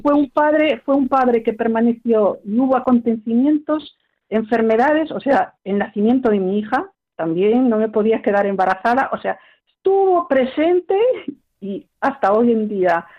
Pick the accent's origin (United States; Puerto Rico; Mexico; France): France; Paris, Île-de-France; also born or lived in Spain (parents' origin); Yo nací en París